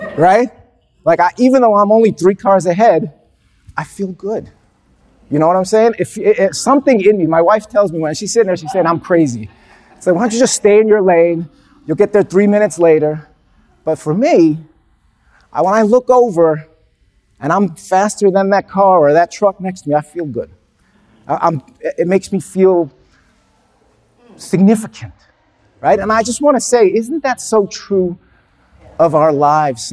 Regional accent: New York City, New York, United States; I was born in Brooklyn

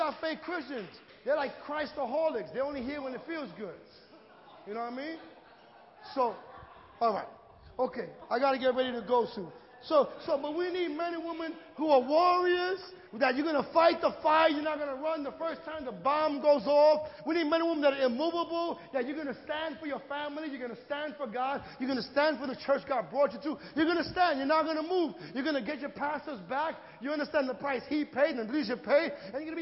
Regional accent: New York City, New York, United States; I'm from Greenpoint

